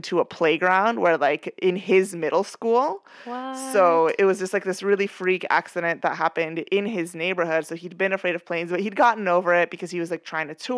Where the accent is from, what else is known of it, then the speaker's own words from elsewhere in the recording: Venezuela; as a kid growing up in Venezuela